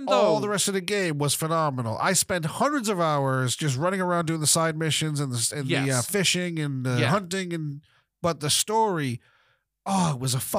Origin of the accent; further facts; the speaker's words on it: Florida, United States; Growing up in Florida was different time, different place.